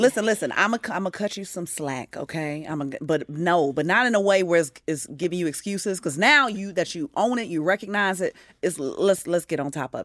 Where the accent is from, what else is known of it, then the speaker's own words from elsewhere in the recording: Midwest, United States; now in Atlanta, United States; I'm a Midwesterner to the heart